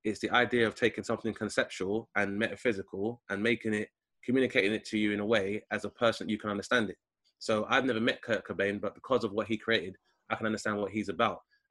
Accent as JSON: {"language": "English", "region": "London", "country": "United Kingdom", "tie": "born or raised there", "said": "I grew up in Southeast London"}